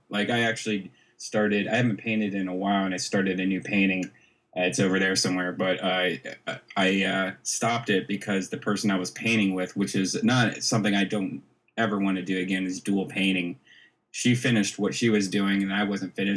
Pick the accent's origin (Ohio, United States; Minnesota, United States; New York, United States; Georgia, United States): Ohio, United States; Dublin; I actually grew up in Dublin, Ohio